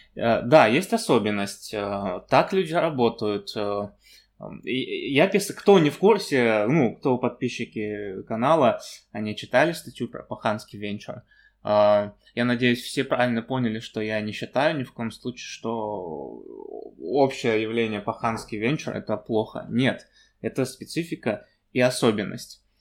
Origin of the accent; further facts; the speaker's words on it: Kazakhstan; Я сам из Казахстана родом